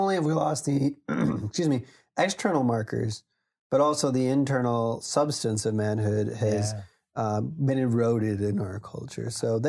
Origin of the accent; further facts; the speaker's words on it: Wisconsin, United States; We grew up in Wisconsin, you know, so it was often cold in the winters and it was snow coming down and, you know, massive drifts.